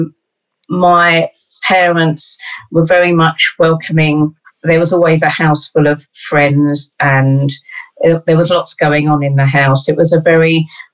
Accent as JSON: {"language": "English", "region": "London", "country": "United Kingdom", "tie": "born or raised there", "said": "I was brought up in East Dulwich"}